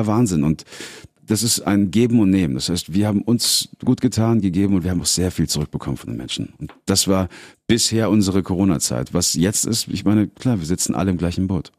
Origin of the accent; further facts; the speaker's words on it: Munich, Bavaria, Germany; in München, meiner Heimatstadt